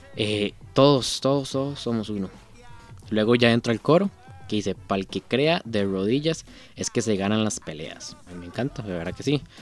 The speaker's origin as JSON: {"language": "Spanish", "country": "Costa Rica", "said": "yo soy tico, yo soy de Costa Rica"}